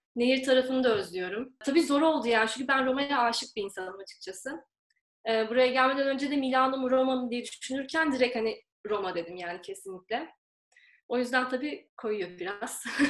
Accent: İzmir, Turkey; moved away as an adult; now in Rome, Italy; İzmirliyim. İzmir'den katılıyorum yarışmaya.

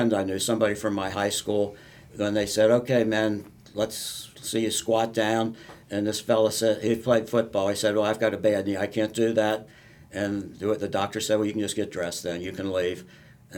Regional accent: Northern Kentucky, United States; I grew up in Northern Kentucky

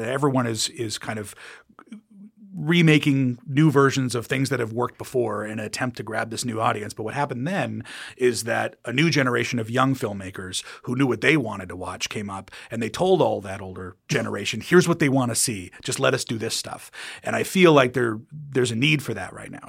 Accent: United States; moved away as an adult; now in England, United Kingdom; I'm American

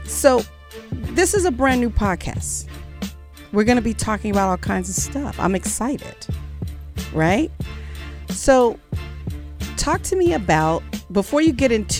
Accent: Los Angeles, California, United States; I grew up in Los Angeles

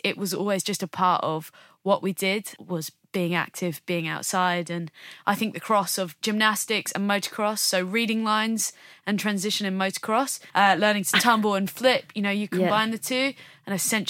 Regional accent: United Kingdom; what's maybe different about us as British snowboarders is we don't have mountains yeah. on our doorsteps.

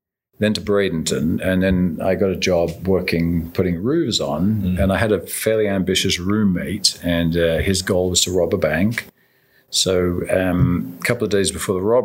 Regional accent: Devonshire, South West England, United Kingdom; Grew up in southern England

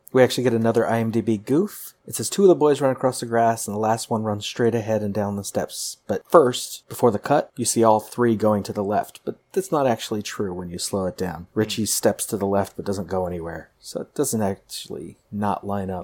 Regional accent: Pasadena, California, United States; I grew up in Pasadena

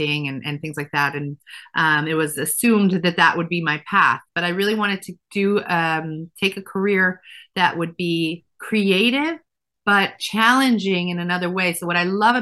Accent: Efrat, Israel; moved away as an adult; now in United States; So I grew up religious in a town called Efrat, which is now a city.

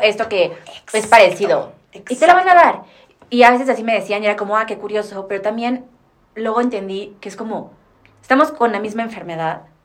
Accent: Mexico

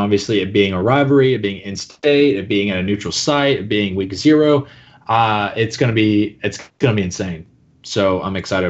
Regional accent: Georgia, United States; I'm probably different than the typical Florida fan just because I grew up in Georgia.

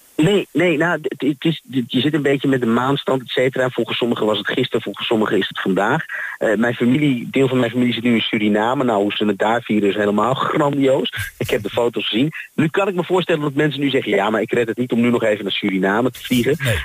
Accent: Haarlem, North Holland, Netherlands; moved away as an adult; now in Twente, Netherlands; Ik kom eigenlijk uit Haarlem

